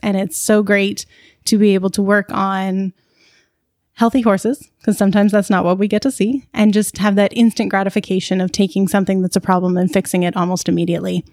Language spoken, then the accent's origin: English; Burlington, Ontario, Canada; also born or lived in Guelph / Calgary; I grew up in Burlington and in kind of the local horse community around there.